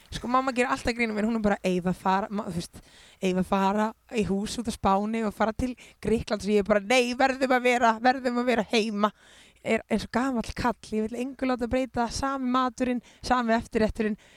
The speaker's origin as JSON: {"language": "Icelandic", "country": "Iceland", "said": "ég er bara mjög ánað að fólk sé, fólk sé andum mig í heimalandi mínu og því ég elska Ísland svo mikið"}